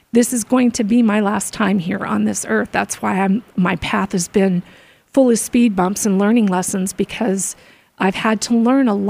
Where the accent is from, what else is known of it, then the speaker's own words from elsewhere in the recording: Arizona, United States; also born or lived in Florida; We moved from Florida when I was 3 to Arizona